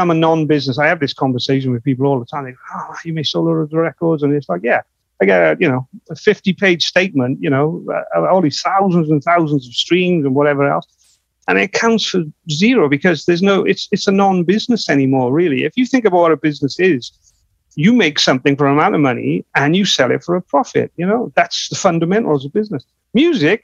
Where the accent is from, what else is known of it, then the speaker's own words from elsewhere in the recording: United Kingdom; We're from the UK. We're from Europe.